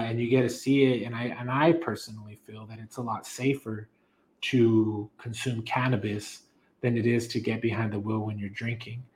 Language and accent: English; Las Cruces, New Mexico, United States; I was born and raised actually here in Cruces